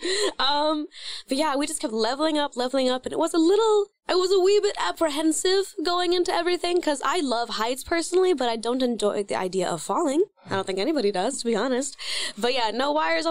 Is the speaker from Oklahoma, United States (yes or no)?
yes; Oklahoma, United States; Oklahoma, my home state that, you know, raised me